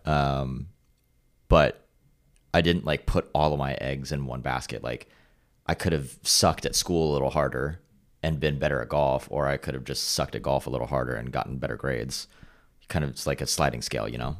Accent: Carlsbad, California, United States; also born or lived in Los Angeles; growing up in Carlsbad on our street was a cul-de-sac

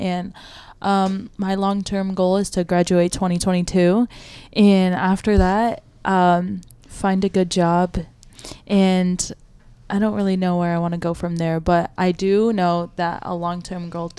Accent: Michigan, United States; moved away as an adult; now in Youngstown, United States; I'm from Michigan. Yeah, I'm from Michigan, and like I didn't even like it there.

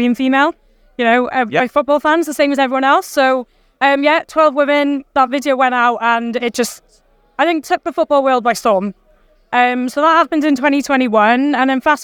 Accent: Welsh, Wales, United Kingdom; being Welsh

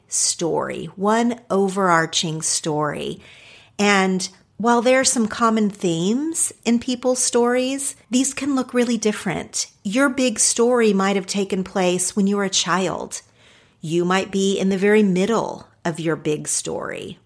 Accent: Ardmore, Oklahoma, United States; moved away as an adult; also born or lived in Los Angeles, California; Ardmore, Oklahoma. That's actually not where I spent most of my childhood physically, but that is where I identify with now as my hometown because that's where I went to school

